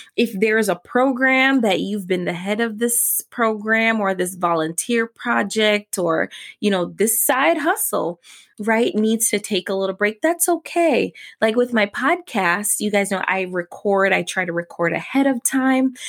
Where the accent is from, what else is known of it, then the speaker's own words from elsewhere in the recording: New York City, New York, United States; my grandmother actually lived with us while growing up in New York City.